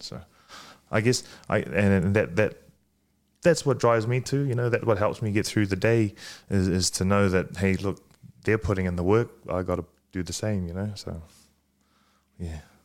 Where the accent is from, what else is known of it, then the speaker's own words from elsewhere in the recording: Fiji; moved away; also born or lived in New Zealand; I was born in Fiji. I, I grew up speaking a little bit of Fijian, uh, moved to New Zealand